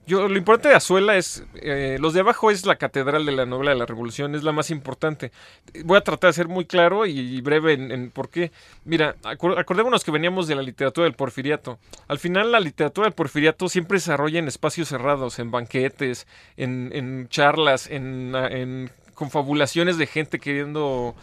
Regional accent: Mexico; tenemos como mexicanos

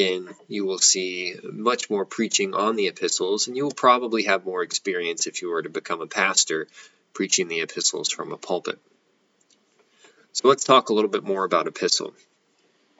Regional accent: United States; American Christians in the 21st century

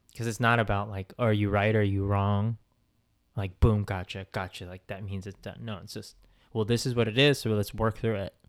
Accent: the Bay Area, California, United States; moved away as an adult; now in Southern California, United States; I'm from the Bay. Those are my roots

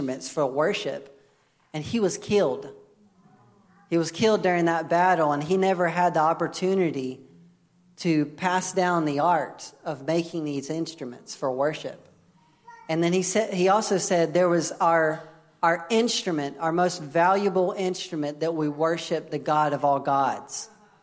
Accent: United States; I'm American.

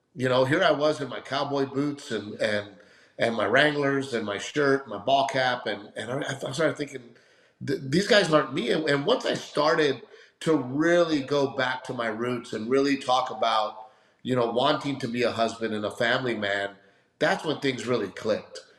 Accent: Gregory-Portland, Texas, United States; also born or lived in Los Angeles; my little town of Gregory Portland

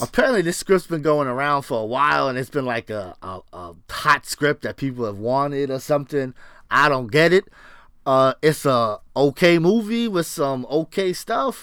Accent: New York, United States; I'm from New York

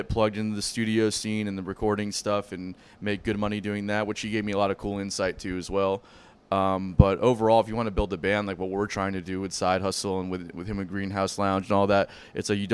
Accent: Broward County, Florida, United States; I was born in Florida

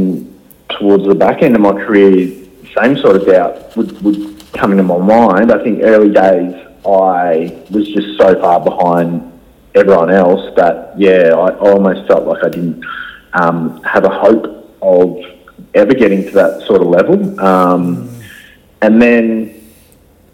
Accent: Gold Coast, Queensland, Australia; also born or lived in Adelaide, South Australia; Growing up on the Gold Coast

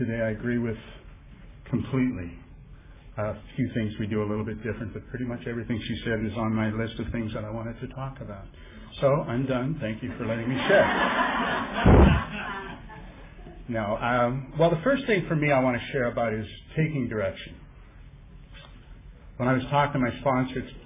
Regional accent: Vancouver, British Columbia, Canada; I come from Vancouver, Canada

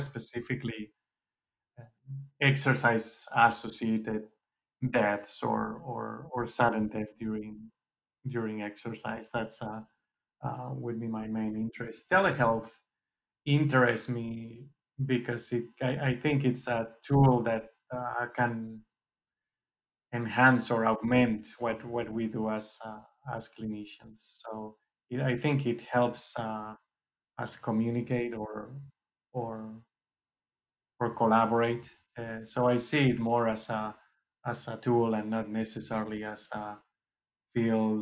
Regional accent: Valencia, Valencian Community, Spain; moved away as an adult; now in United States; I grew up and went to vet school in Valencia in Spain.

